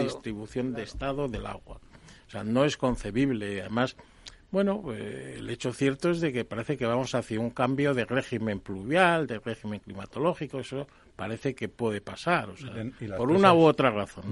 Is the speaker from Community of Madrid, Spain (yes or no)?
no; Palencia, Castile and León, Spain; now in Cantabria, Spain; yo no soy cántabro, yo soy de Palencia. Pero vamos, llevo ya más años en Cantabria.